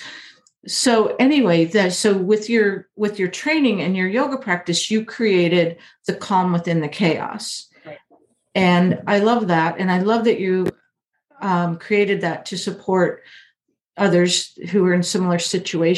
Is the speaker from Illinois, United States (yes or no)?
yes; Illinois, United States; moved away; also born or lived in California; I grew up in Illinois